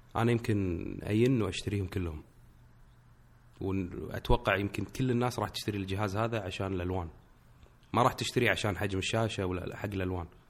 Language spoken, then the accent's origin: Arabic; Kuwait; انا من الكويت